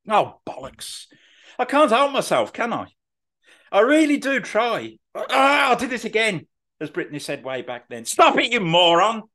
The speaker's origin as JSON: {"language": "English", "town": "Birmingham", "region": "West Midlands", "country": "United Kingdom", "said": "I'm from Birmingham"}